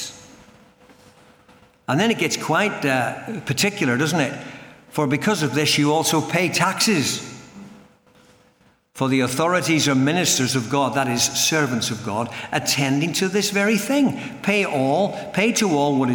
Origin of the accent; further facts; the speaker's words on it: Northern Ireland, United Kingdom; I come from Northern Ireland